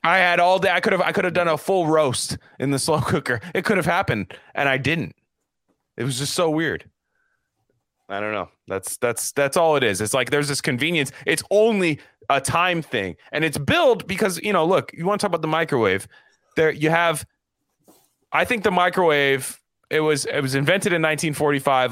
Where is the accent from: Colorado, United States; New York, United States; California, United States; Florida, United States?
California, United States; I'm from California